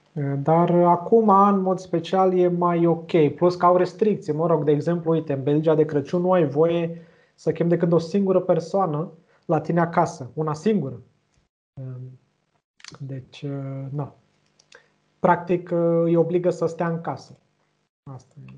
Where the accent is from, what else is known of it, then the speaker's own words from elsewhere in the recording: Romania; noi, ca români